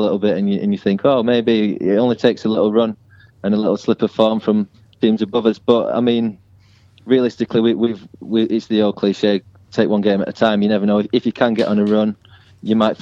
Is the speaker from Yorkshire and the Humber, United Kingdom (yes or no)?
yes; Huddersfield, Yorkshire and the Humber, United Kingdom; moved away as an adult; now in London, United Kingdom; I'm from Huddersfield